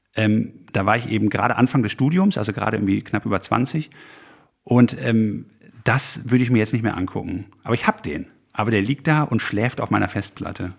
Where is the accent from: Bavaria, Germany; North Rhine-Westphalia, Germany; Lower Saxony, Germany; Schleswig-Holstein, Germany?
North Rhine-Westphalia, Germany; Haltern am See; ich komme aus Haltern am See westfälisch, ja, bodenständig